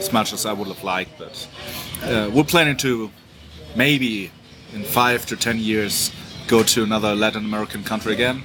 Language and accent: English; Germany; accent: German; English is a second language; also born or lived in United States; now in Mexico City, Mexico; my accent is not as non-German as I thought it was for the last 20 years